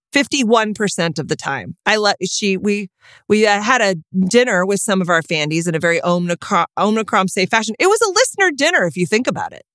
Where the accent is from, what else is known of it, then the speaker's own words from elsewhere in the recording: Texas, United States; I'm from Texas